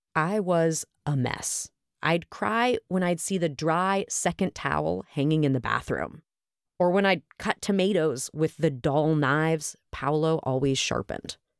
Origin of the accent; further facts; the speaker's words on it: Oakland, California, United States; my hometown of Oakland, California